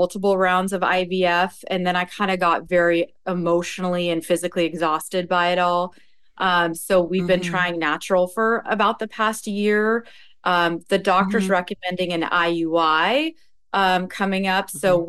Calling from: Stamford, Connecticut, United States; I'm coming from Stamford, Connecticut on the New York border.

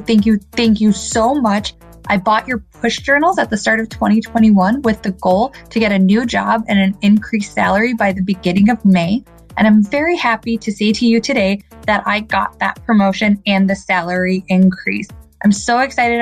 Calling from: Chicago, Illinois, United States; I'm calling from the Chicagoland area

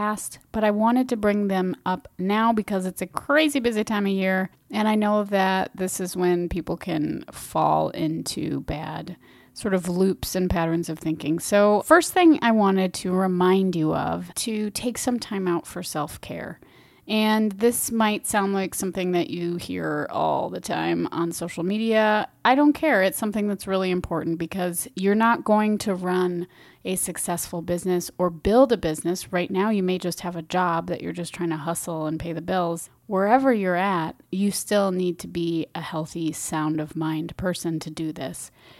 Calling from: Minneapolis, Minnesota, United States; I'm speaking from Minneapolis, it's fall time

